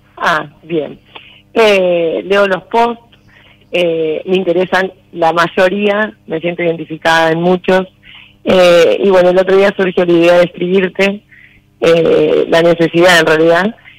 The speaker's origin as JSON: {"language": "Spanish", "town": "Corral de Bustos", "region": "Córdoba", "country": "Argentina", "said": "De Corral de Bustos, provincia de Córdoba."}